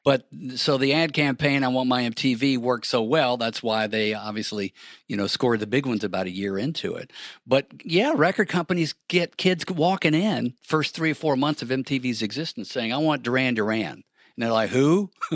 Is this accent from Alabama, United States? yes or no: yes; Birmingham, Alabama, United States; moved away as an adult; also born or lived in New York; my hometown of Birmingham